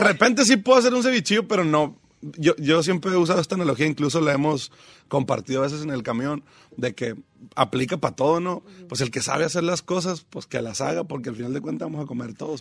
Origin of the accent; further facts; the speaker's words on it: Mazatlán, Sinaloa, Mexico; also born or lived in Los Mochis / Guasave / Picachos; Caemos a Mazatlán porque papá es maestro.